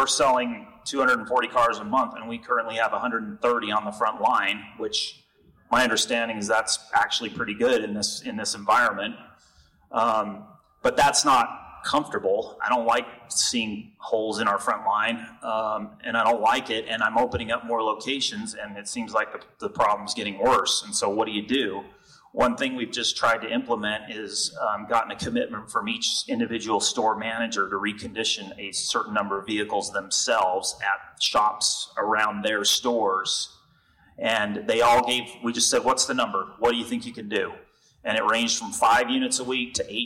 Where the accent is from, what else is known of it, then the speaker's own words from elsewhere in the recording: Utah, United States; I'm from Utah